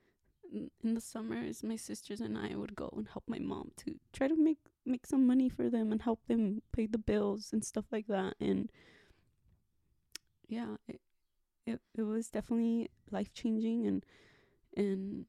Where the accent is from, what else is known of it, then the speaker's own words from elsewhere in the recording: United States; also born or lived in Ensenada, Mexico; My parents immigrated to the United States when I was probably like 6 or 7.